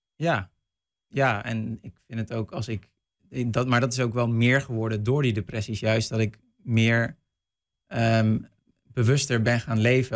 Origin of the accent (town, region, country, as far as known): North Brabant, Netherlands; moved away